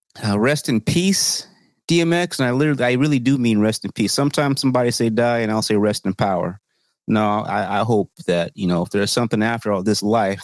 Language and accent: English; United Kingdom; As a British commoner, I guess, you know, shit, man.